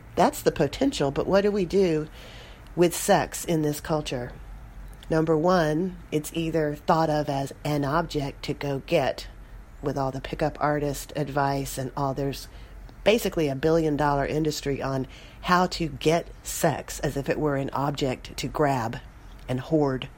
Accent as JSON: {"language": "English", "town": "Austin", "region": "Texas", "country": "United States", "tie": "born or raised there", "said": "my hometown, Austin, Texas"}